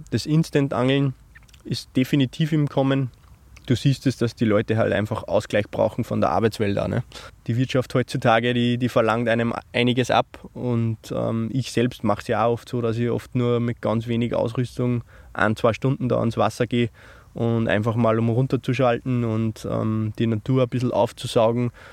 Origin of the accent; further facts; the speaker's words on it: Upper Austria, Austria; bei uns in Österreich